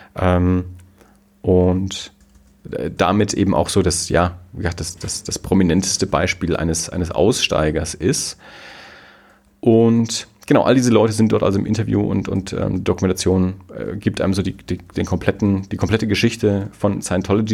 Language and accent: German; Germany; wir als Deutsche